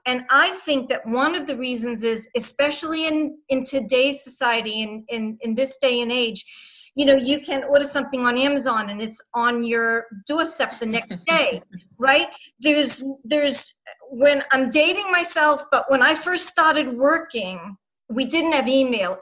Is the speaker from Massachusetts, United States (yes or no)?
yes; Boston, Massachusetts, United States; accent: Boston; my Boston accent